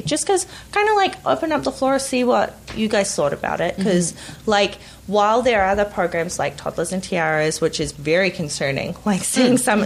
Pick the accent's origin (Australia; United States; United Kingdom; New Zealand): New Zealand; now in Canada; I grew up in New Zealand